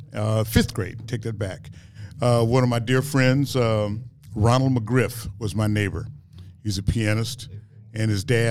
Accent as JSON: {"language": "English", "town": "Dallas", "region": "Texas", "country": "United States", "moved": "yes", "lives_now": "Sacramento, United States", "said": "I'm from Dallas, Texas."}